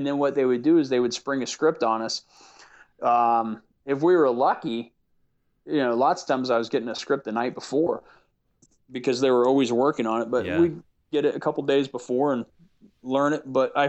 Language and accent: English; the South, United States; accent: Southern; So I went into my natural accent, which is much more Southern.